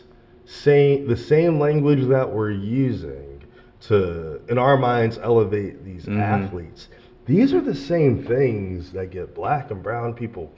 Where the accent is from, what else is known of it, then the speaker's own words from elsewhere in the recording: Philadelphia, Pennsylvania, United States; moved away; also born or lived in Richmond; I grew up in Philadelphia.